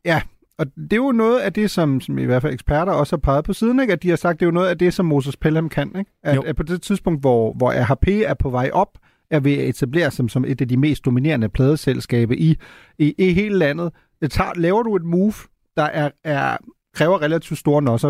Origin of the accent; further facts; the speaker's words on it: Germany; moved away; jeg voksede op i Tyskland